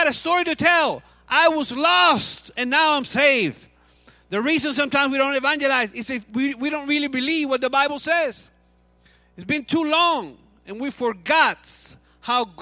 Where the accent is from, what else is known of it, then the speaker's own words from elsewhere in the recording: Cuba; moved away; I'm from Cuba. So I grew up playing baseball